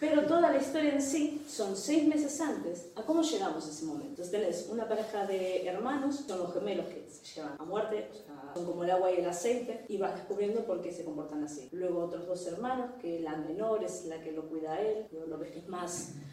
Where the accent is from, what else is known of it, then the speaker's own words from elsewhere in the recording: Argentina; now in Ferrol, Spain; soy argentina, hace 20 años que estoy viviendo acá en Ferrol